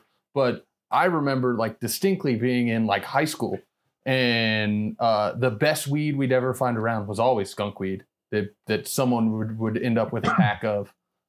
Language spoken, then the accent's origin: English; Virginia, United States; As a fellow Virginian